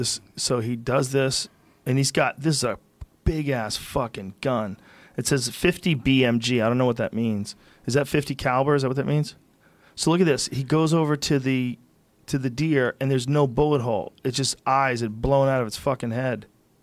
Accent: Columbus, Ohio, United States; We're from Columbus. We still have Mormons.

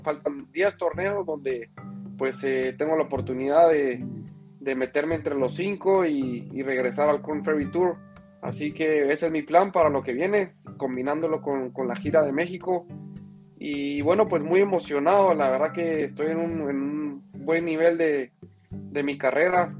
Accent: Guatemala; nuestro país está creciendo.

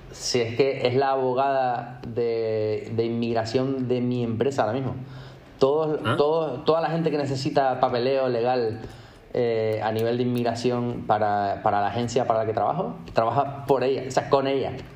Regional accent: Tenerife, Canary Islands, Spain; moved away as an adult; also born or lived in Madrid / New York / London; nacido y crecido en Tenerife

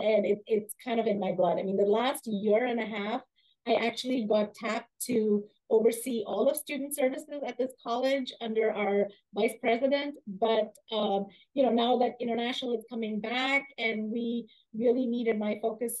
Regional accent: India; moved away as an adult; also born or lived in Germany / Austria / Providence, Rhode Island / Michigan; now in Seattle, United States; grew up in India and studied in Germany and Austria first, and then came to the U.S. as an international student

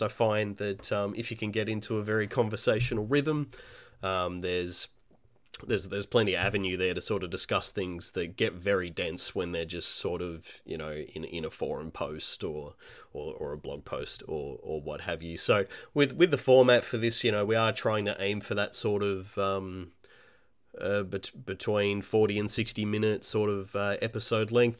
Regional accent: Australia; also born or lived in Melbourne; I'm an Australian independent, uh, game developer

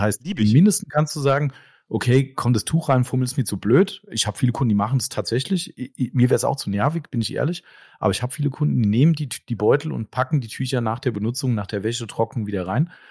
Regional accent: Germany; bei uns in Deutschland

